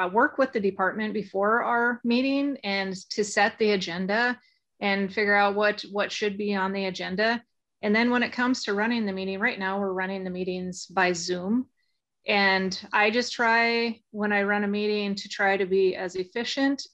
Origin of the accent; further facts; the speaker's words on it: Phillips County, Montana, United States; I am from Phillips County and fourth generation rancher in Phillips County